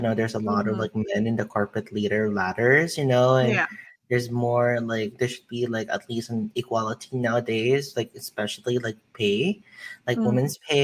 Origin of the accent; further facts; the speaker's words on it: United States; as an American